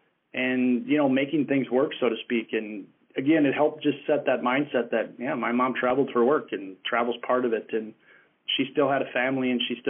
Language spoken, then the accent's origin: English; Minneapolis–Saint Paul, Minnesota, United States; I grew up in Minnesota in the Twin Cities area. That was home for all the way through my college career.